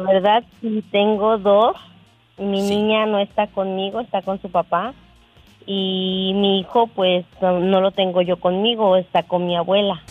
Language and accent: Spanish; Paraje Nuevo, Veracruz, Mexico; yo soy de Paraje Nuevo, Veracruz